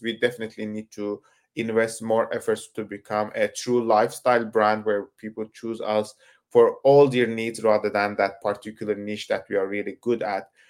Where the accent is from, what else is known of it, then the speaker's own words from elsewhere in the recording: Turkey; I come from Turkey